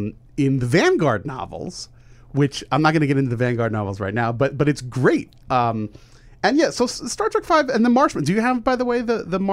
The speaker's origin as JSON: {"language": "English", "region": "New York area", "country": "United States", "tie": "born or raised there", "said": "When I grew up in the New York area"}